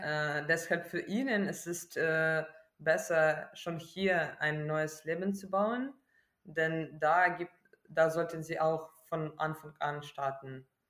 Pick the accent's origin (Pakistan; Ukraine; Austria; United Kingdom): Ukraine; Kyiv; German is a second language; moved away as an adult; now in Germany; ich bin aus Kiew und Kiew ist äh, nicht okkupiert.